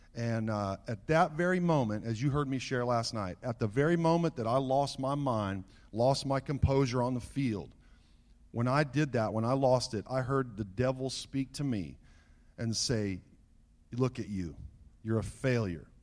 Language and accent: English; Southern California, United States; As a young boy growing up in Southern California